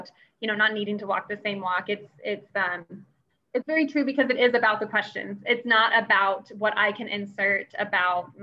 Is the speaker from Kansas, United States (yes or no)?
yes; Gardner, Kansas, United States; moved away as an adult; also born or lived in Minnesota; I grew up in Gardner and I have older siblings and younger siblings that are still around the area.